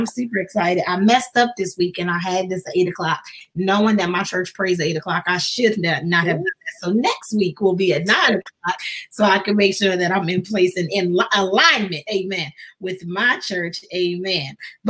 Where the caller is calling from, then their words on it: Baltimore, Maryland, United States; And I'm here from Baltimore, Maryland, just holding it down.